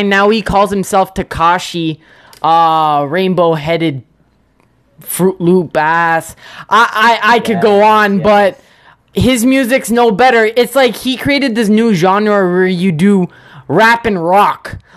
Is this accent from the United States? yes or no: no; Canada; shaking my head because I'm from Canada, and that's just sad.